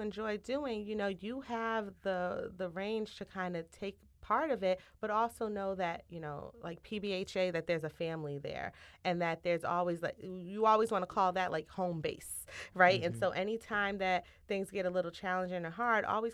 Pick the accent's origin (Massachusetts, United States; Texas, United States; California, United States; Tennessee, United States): Massachusetts, United States; Cambridge; growing up in Cambridge, walking through Harvard Yard on a daily basis to go to school